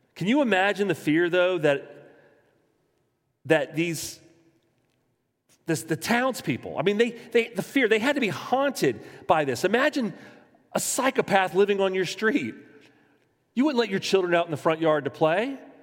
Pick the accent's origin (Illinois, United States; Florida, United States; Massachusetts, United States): Florida, United States; Jacksonville; I was born in Florida. I was born in Jacksonville.